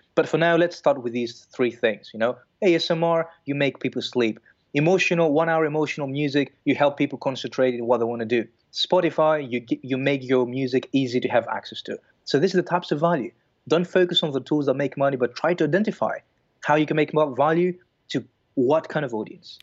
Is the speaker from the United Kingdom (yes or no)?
no; Greece; moved away as an adult; also born or lived in Belgium; I'm, I'm originally from Greece. And then I moved to Belgium at the age of twenty-two.